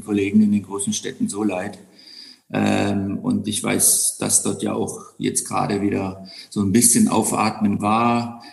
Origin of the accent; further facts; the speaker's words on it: Black Forest, Baden-Württemberg, Germany; moved away; also born or lived in Bonn / London / Monte Carlo / Sydney; ich bin ja im Schwarzwald in einem Landgasthof geboren, den mein acht Jahre älterer Bruder übernommen hat. Habe dann im zarten Alter von 15 Koch gelernt